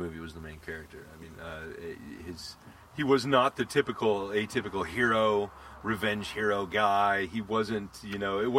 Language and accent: English; United States; I'm American